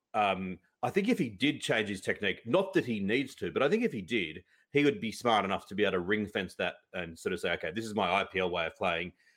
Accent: Australia; I grew up in Australia

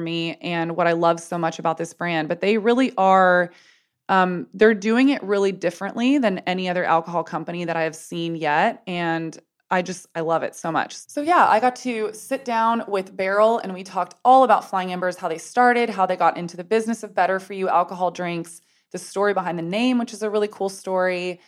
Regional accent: United States; moved away as an adult; also born or lived in San Antonio, Texas / Telluride, Colorado / Boulder, Colorado / Los Angeles, California; I was born in San Antonio, Texas, and then I went to school in Boulder, Colorado. And I have spent half my childhood living in Telluride, Colorado.

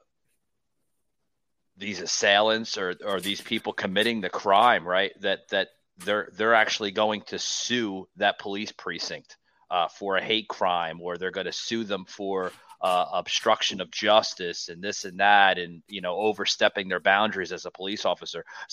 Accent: United States; I grew up north in the New Jersey, New York City area

